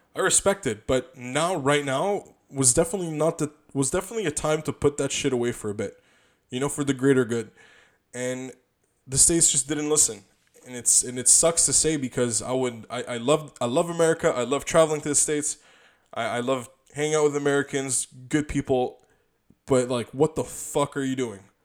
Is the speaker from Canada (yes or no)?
yes; Canada; we're from Canada